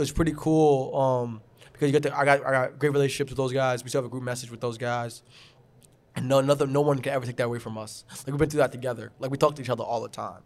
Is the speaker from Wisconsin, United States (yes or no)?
no; Garden City, New York, United States; I grew up in Garden City